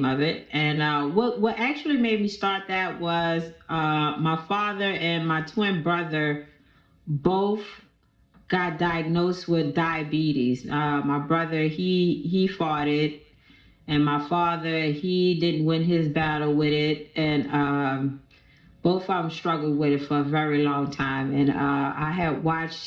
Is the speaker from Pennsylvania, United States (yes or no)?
no; New Orleans, Louisiana, United States; I'm from here in New Orleans, Louisiana